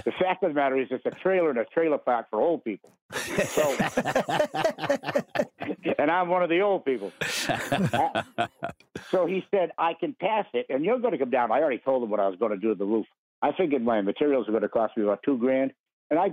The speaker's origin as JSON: {"language": "English", "region": "New Hampshire", "country": "United States", "said": "I'm from New Hampshire"}